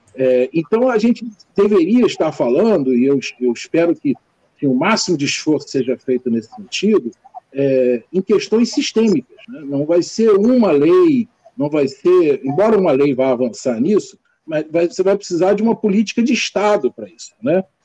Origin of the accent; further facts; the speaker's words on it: Brazil; nós somos brasileiros